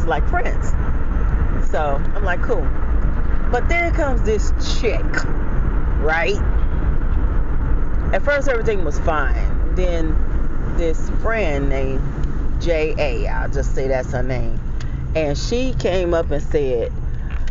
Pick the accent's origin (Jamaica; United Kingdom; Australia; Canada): Jamaica; I'm Jamaican.